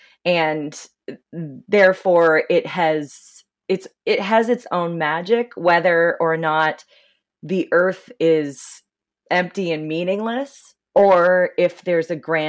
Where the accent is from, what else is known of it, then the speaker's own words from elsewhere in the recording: Nova Scotia, Canada; And I'm from Nova Scotia.